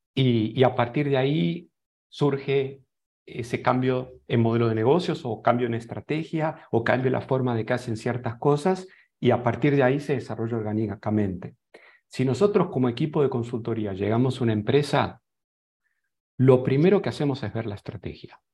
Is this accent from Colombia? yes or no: no; Argentina; moved away as an adult; also born or lived in Boulder, Colorado; now in San José, Costa Rica; Soy otro argentino exportado